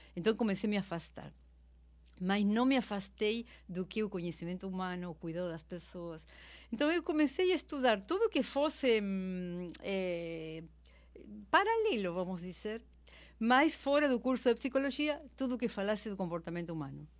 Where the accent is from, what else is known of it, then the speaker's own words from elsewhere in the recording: Argentina; Portuguese is a second language; moved away as an adult; now in Brazil; eu sou argentina, mas eu sou brasileira naturalizada, moro aqui há 20 anos.